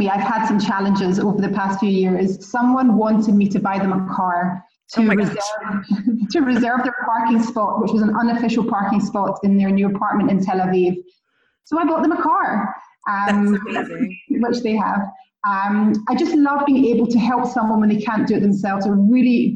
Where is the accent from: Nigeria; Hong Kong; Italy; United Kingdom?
United Kingdom; Scotland; accent: Scottish; also born or lived in London; now in Israel; I made Aliyah 11 years ago from London, but you can hear from my accent. I'm actually Scottish, not English